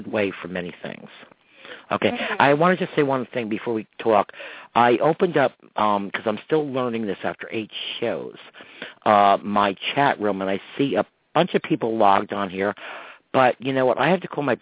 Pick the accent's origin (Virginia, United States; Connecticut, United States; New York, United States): New York, United States; Croton-on-Hudson; people that I grew up with in Croton